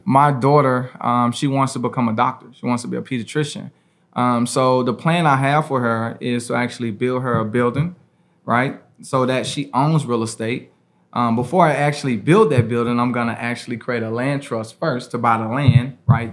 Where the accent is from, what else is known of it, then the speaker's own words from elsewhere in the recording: Memphis, Tennessee, United States; I grew up here in Memphis